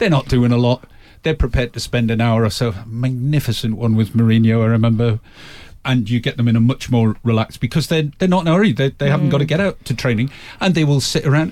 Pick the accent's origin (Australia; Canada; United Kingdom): United Kingdom; Newcastle upon Tyne, North East England; moved away; Newcastle's my team, it's my hometown